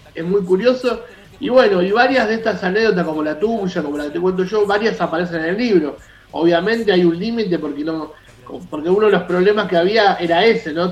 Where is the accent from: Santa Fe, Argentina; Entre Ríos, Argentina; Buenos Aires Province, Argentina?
Buenos Aires Province, Argentina; Hurlingham; soy de Hurlingham